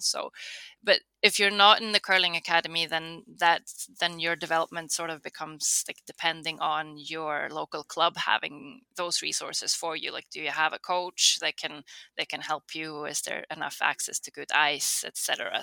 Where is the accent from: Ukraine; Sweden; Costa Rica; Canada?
Sweden; Karlstad, Värmland; So I'm from Karlstad, um, which is sort of right in between Stockholm and Oslo